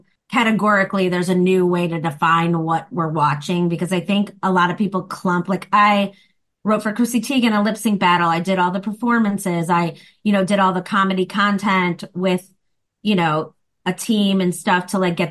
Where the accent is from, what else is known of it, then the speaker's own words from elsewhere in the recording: Chicago, Illinois, United States; accent: Chicago; moved away as an adult; now in Los Angeles, United States; I do improv and I'm a stand-up comic and I'm from Chicago.